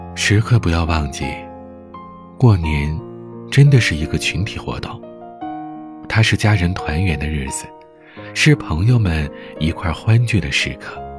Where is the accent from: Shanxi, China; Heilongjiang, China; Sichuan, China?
Heilongjiang, China; 我是北方人，准确地说，是东北黑龙江人。 我生于北方，长于北方